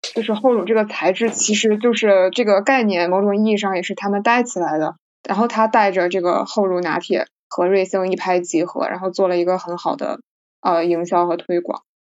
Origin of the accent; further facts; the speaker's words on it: Tianjin, China; 作为一个天津人